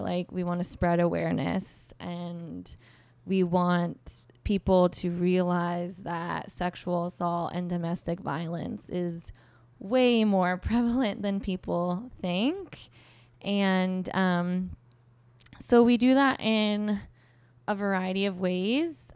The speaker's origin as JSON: {"language": "English", "area": "Orange County", "region": "Southern California", "country": "United States", "tie": "born or raised there", "moved": "as an adult", "lives_now": "New York, United States", "said": "I grew up in Southern California, um, Orange County area"}